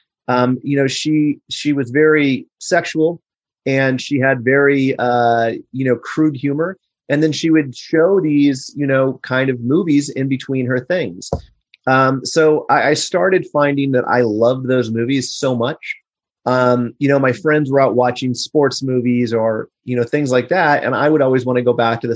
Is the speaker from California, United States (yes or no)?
no; Overland Park, Kansas, United States; moved away; also born or lived in Los Angeles; I was born and raised in Kansas